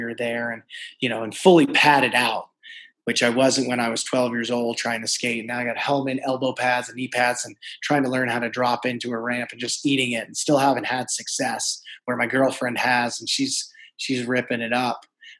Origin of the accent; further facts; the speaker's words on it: New York, United States; I would say resilience is that, you know, if you've ever met a New Yorker, you know, they're up front.